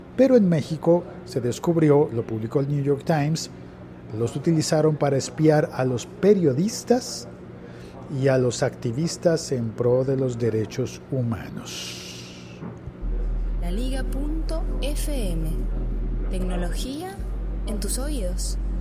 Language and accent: Spanish; Colombia; En Colombia, en mi país